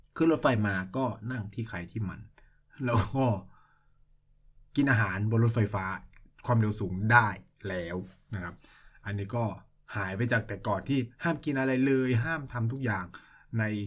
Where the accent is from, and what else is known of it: Thailand; moved away as an adult; now in China